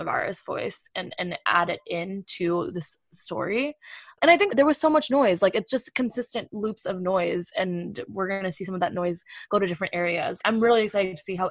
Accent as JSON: {"language": "English", "region": "East Coast", "country": "United States", "tie": "born or raised there", "moved": "as an adult", "lives_now": "San Francisco, United States"}